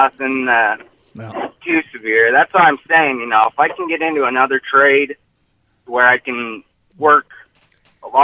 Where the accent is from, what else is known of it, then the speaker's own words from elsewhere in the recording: Salt Lake City, Utah, United States; I'm from Salt Lake, man, from Utah